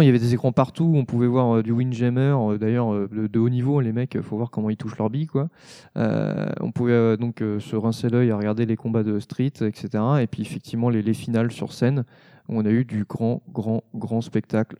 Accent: Savoy, Auvergne-Rhône-Alpes, France; moi, je suis savoyard.

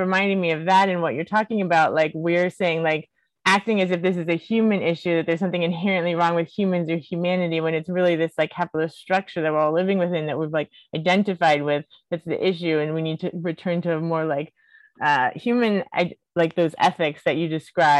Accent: United States; growing up in the United States

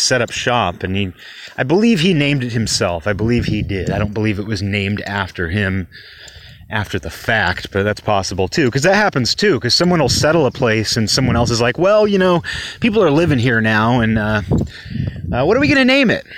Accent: Kirkland, Washington, United States; my hometown, Kirkland

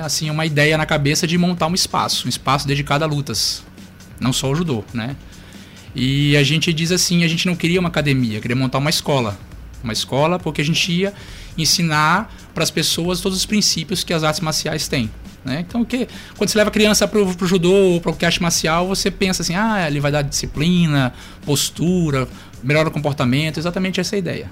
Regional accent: Maranhão, Brazil; also born or lived in Curitiba, Paraná; sou natural de Curitiba, Paraná, mas eu sou maranhense, porque eu vim para cá bem pequenininho, né? Vim pra cá com 3 anos de idade

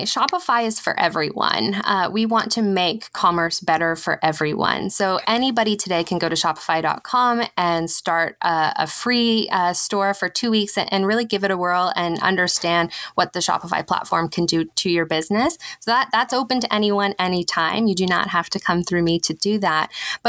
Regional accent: Manitoba, Canada; now in Ottawa, Canada; I hail from Treaty 5 territory in Manitoba, where my family is from.

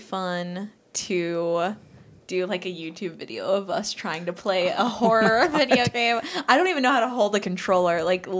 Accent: Covina, California, United States; I grew up in Covina. I don't know if it was in Covina, but somewhere around there.

